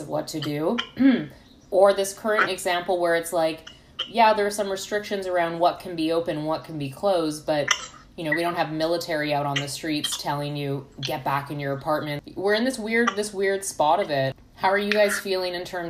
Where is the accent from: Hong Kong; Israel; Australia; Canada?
Canada; moved away as an adult; now in United States; as a Canadian, and I've only lived in the States for like a year and a half